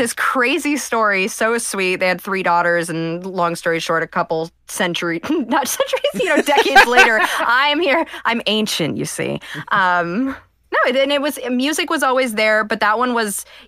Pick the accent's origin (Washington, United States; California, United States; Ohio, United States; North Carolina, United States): Ohio, United States; also born or lived in Cleveland; I'm from Ohio